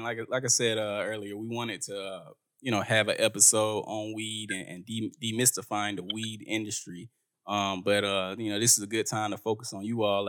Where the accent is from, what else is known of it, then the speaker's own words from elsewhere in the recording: South Georgia, United States; So like I'm from South Georgia